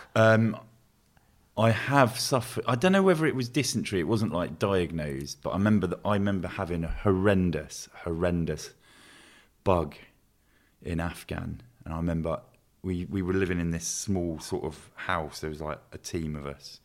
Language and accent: English; Luton, East of England, United Kingdom; I grew up in Luton